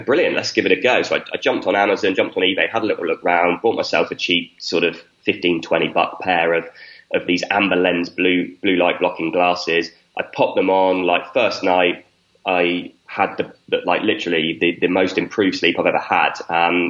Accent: a small village in the south of the UK, South of England, United Kingdom; I grew up in a small village in the south of the UK

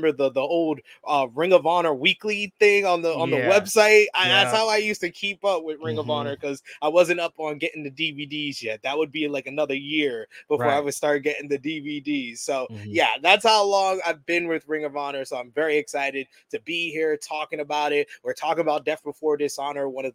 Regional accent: New York City, New York, United States; I'm from the East Coast, born and bred New York City

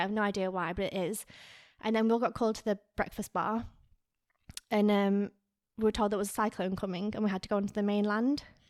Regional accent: Lancaster, North West England, United Kingdom; moved away as an adult; also born or lived in Garstang / Australia; now in Miami, United States; I was born in Lancaster, but I actually grew up in a small town called Garstang.

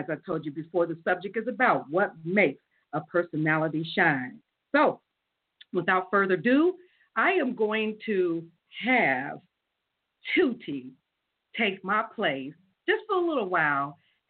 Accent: Las Vegas, Nevada, United States; now in Columbus, United States; I am your host from Las Vegas, Nevada, but I'm here in Columbus, Ohio

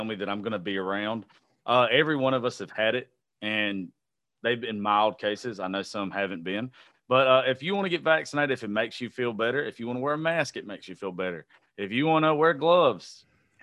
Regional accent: the South, United States; I'm a very unique person to be born and raised in the South

